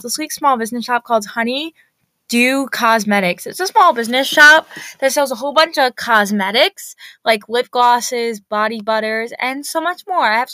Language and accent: English; New York, United States; I'm from New York